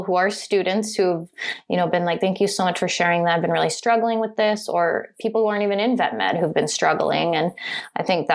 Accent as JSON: {"language": "English", "region": "California", "country": "United States", "tie": "born or raised there", "also_born_or_lived": "Virginia / San Francisco Bay Area / San Luis Obispo", "said": "I spent my childhood nearby San Francisco, and my mom's from Southern California. So when I was entering middle school, we moved to Southern California"}